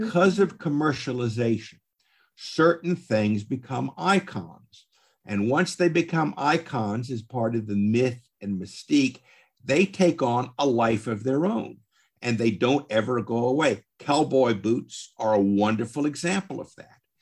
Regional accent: the American South and Southwest, United States; I grew up in the American South and Southwest

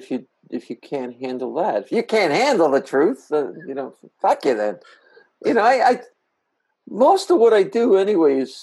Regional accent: New Jersey, United States; As a kid, I grew up in Jersey

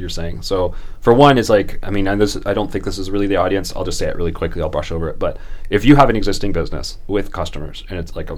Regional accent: Canada; I'm Canadian

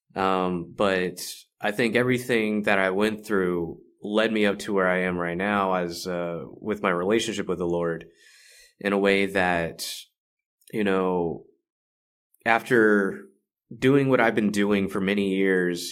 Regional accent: Carrollton, Texas, United States; also born or lived in Dallas, Texas; I come from Dallas, Texas, uh, grew up in Carrollton.

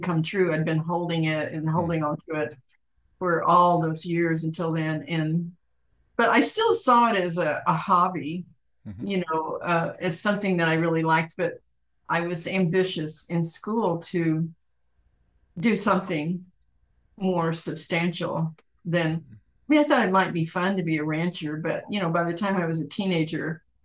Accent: Oklahoma City, Oklahoma, United States; also born or lived in Michigan / San Antonio, Texas; now in Ashland, United States; I grew up in Oklahoma City

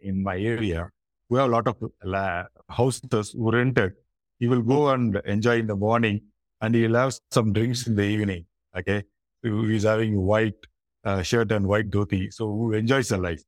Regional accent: Chennai, Tamil Nadu, India; I'm basically from Chennai, India, southern part of India. It's from the state Tamil Nadu

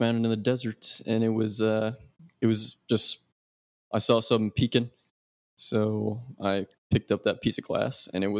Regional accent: Arizona, United States; I'm from Arizona, and that's what we do. That's what us lizard people do.

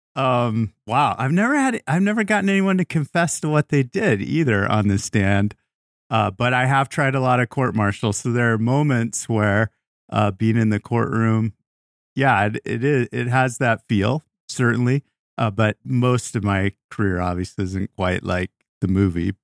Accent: Tucson, Arizona, United States; moved away; I was a prosecutor for three years in my hometown of Tucson, Arizona

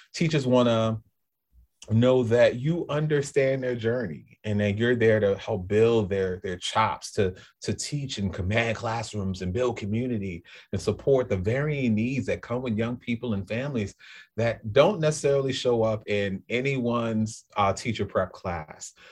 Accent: New Orleans, Louisiana, United States; moved away as an adult; also born or lived in Greater Boston area; now in Boston, United States; I'm from New Orleans, so I'm a New Orleanian

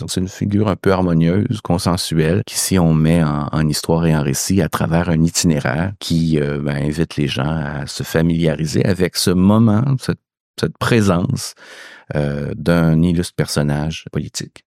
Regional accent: Quebec, Canada; chez nous au Québec

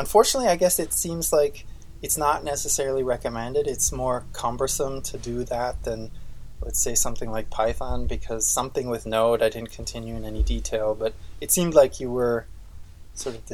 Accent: Austria; moved away; I grew up in Austria, at least, the mechanical engineering school I went

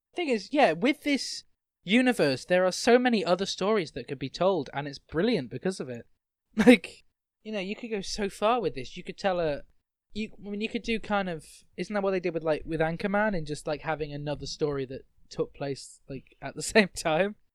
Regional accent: United Kingdom

